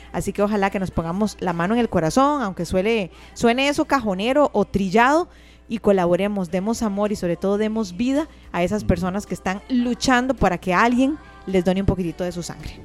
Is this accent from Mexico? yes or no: no; Costa Rica; como costarricenses